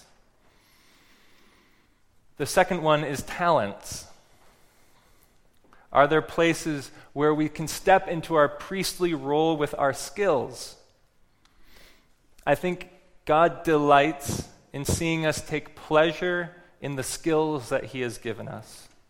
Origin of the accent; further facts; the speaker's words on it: West Coast, United States; because I'm from the West Coast and I know we got a bit of a reputation for being a little granola out there.